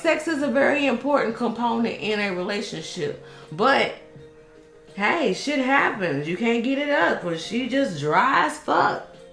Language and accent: English; Dallas, Texas, United States; I grew up in Oak Cliff, Texas